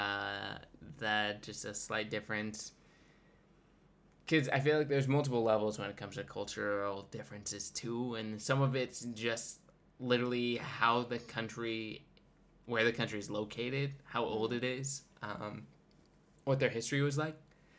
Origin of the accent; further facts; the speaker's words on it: United States; moved away as an adult; now in Switzerland; as an American